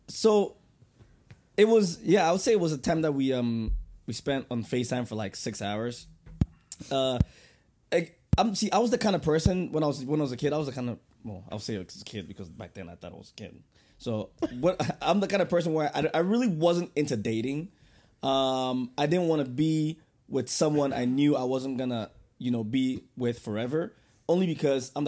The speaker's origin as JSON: {"language": "English", "country": "Ghana", "moved": "yes", "said": "I told her I was from Ghana"}